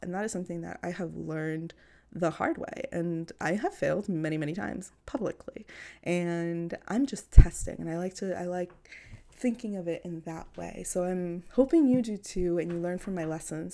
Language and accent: English; New York City, New York, United States; I grew up in Queens, New York.